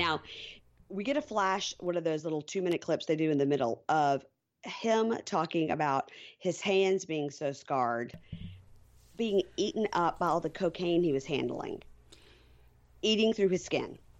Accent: Jackson, Mississippi, United States; my hometown, Jackson, Mississippi

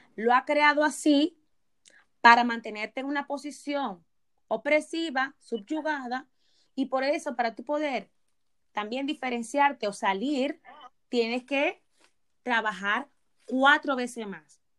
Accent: Dominican Republic; me voy a citar como dominicana, ok, vamos a citar como dominicana, que nos han educado

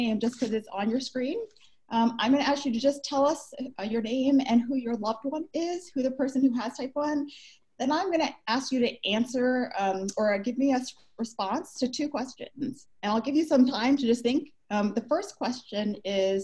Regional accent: United States; moved away as an adult; now in Vancouver, Canada; I'm from the States

